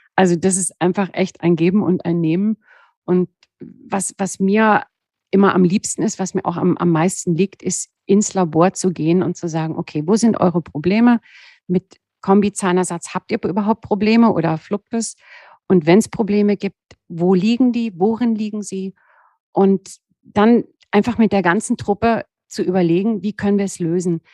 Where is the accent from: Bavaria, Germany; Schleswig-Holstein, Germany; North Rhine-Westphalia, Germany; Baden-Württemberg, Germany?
Baden-Württemberg, Germany; Southern Black Forest, near the Swiss border; moved away; also born or lived in Cologne / Berlin; Ich bin ja nur ein, ein Südschwarzwaldkind. Ich bin ja an der Schweizer Grenze geboren im Südschwarzwald und habe eigentlich immer so Berge um